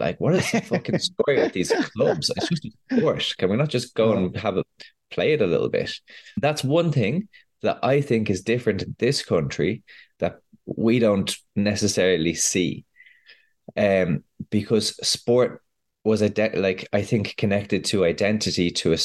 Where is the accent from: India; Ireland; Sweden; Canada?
Ireland; moved away as an adult; also born or lived in Spain; I moved away from Ireland